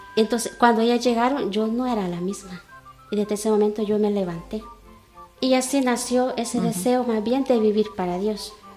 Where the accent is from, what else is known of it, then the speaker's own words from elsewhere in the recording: El Salvador; moved away as an adult; now in Cuenca, Spain; soy salvadoreña